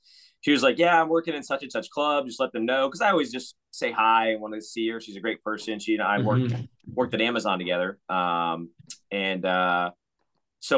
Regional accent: Richmond, Virginia, United States; We grew up with a minor league hockey team in Richmond called the Renegades

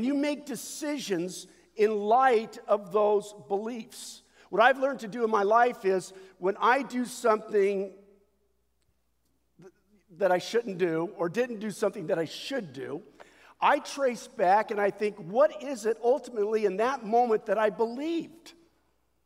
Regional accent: United States; we as American Christians

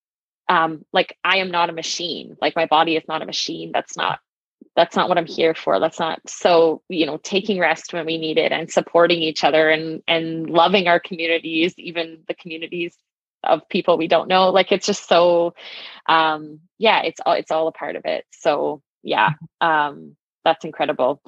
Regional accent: southeastern Saskatchewan, Canada; I actually grew up in southeastern Saskatchewan. I grew up I'm from Mulmart, Saskatchewan

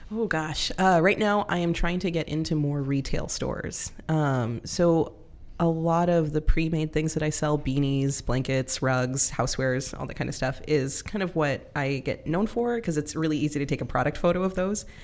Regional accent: California, United States; moved away as an adult; also born or lived in Lynnwood, Washington; now in Everett, United States; I'm from California

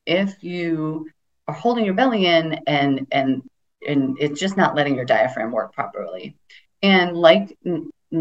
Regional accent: United States; I grew up in America.

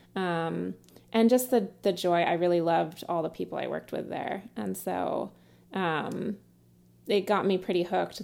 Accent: Sebastopol, California, United States; I grew up in, uh, Sebastopol in Sonoma County

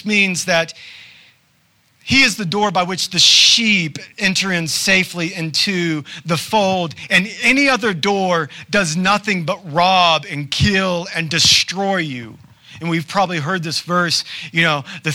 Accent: the South, United States; I'm from the South, y'all.

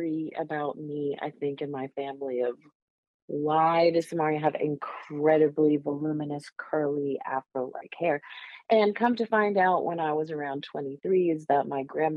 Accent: Northeast, United States; moved away; I grew up in the Northeast

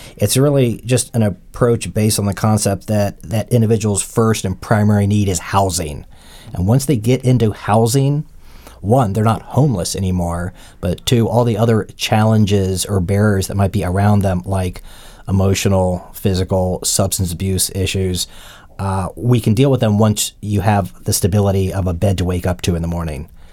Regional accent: Montgomery County, Maryland, United States; moved away as an adult; also born or lived in Virginia; I'm a native Washingtonian. I've lived here my entire life. I grew up in Montgomery County

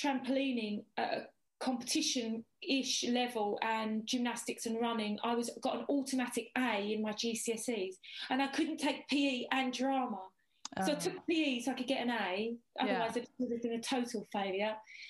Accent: Westcliff-on-Sea, East of England, United Kingdom; moved away; also born or lived in Romford / Dagenham / Thorpe Bay / South Woodham Ferrers; Lived in Dagenham, Dagenham. Then we moved, I think I was about four, we moved to Westcliff-on-Sea, where I went to school at Earls Hall.

